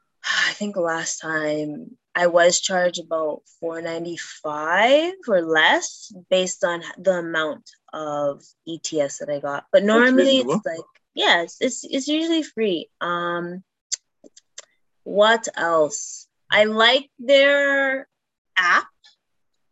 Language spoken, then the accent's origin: English; Canada; I'm Canadian.